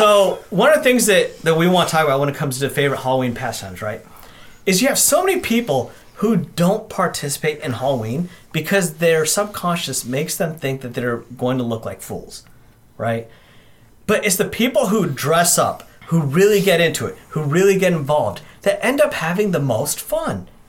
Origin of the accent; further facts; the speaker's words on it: India; And I'm Indian. We wrote the Kama Sutra, so I know how to use it.